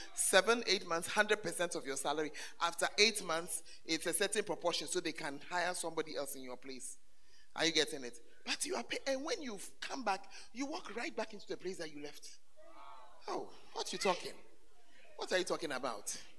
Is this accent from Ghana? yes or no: yes; Ghana; moved away as an adult; when I left Ghana for further studies